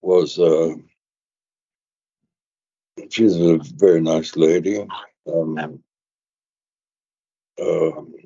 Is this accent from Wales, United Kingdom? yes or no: no; London, United Kingdom; moved away; I was born in London